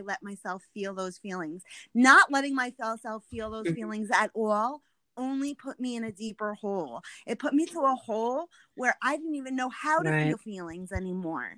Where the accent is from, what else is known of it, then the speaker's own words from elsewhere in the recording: New York, United States; I'm an Italian New Yorker